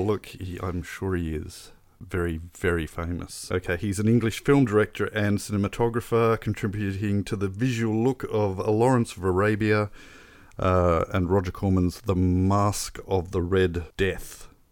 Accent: Australia; growing up in Australia

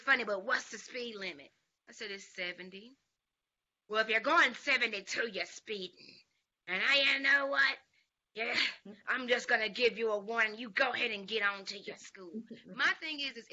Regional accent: Dublin, Georgia, United States; I was just going back to Savannah State from Dublin. That's where we're from Dublin, Georgia.

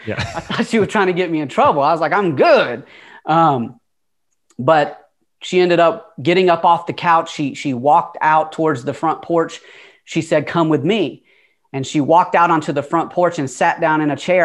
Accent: Atlanta, Georgia, United States; accent: Southern twang; moved away; also born or lived in California; I don't know if you can tell by the twang, but like I said before, I'm from Atlanta. I'm not originally from California. Uh, you could probably hear that Southern twang in my voice. Uh, but yeah, I was born in Atlanta

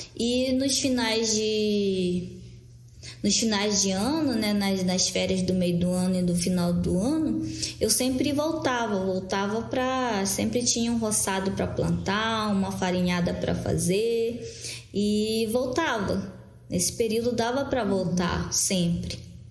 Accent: Maués, Amazonas, Brazil; Eu sou do município de Maués, Amazonas, que fica no Baixo Amazonas.

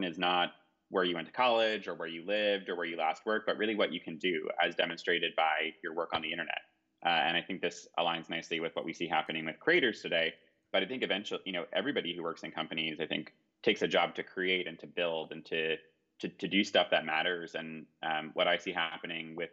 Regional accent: New York, United States; We're here in New York, where I grew up

